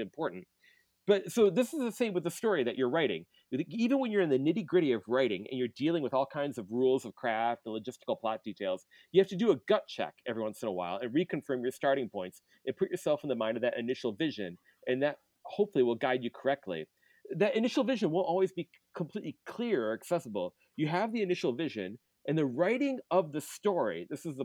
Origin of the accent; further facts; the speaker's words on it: Michigan, United States; moved away; I'm doing this podcast from the home I grew up in Michigan.